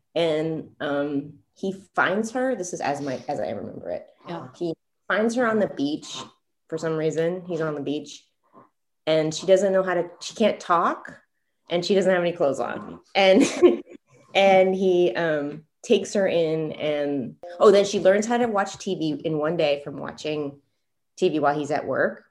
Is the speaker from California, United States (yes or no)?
yes; California, United States; I grew up in California